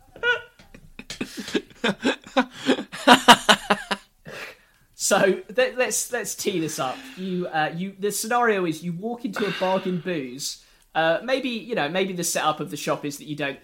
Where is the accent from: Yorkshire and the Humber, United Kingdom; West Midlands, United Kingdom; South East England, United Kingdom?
South East England, United Kingdom; Sussex; I'm from Sussex.